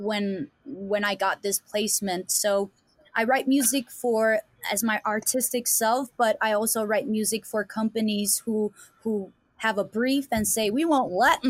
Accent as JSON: {"language": "English", "country": "Denmark", "second_language": "English", "said": "I'm from Denmark, and people don't know where it is"}